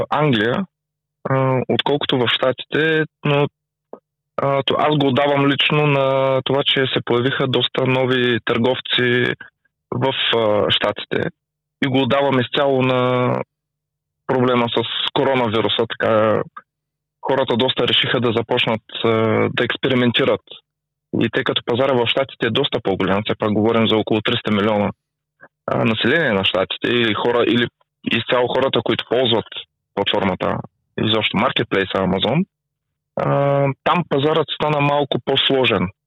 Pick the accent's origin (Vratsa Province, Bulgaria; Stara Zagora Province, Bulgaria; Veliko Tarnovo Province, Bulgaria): Stara Zagora Province, Bulgaria; Stara Zagora; а, от Стара Загора